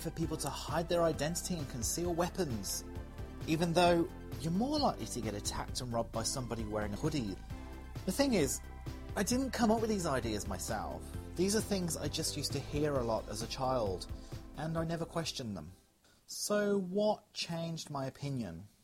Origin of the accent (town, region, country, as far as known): a small town in England, United Kingdom; born or raised there; moved away as an adult; now in Australia